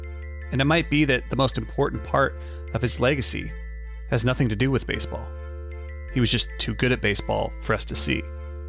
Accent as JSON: {"language": "English", "town": "Portland", "country": "United States", "tie": "born or raised there", "said": "I didn't have a team growing up in Portland."}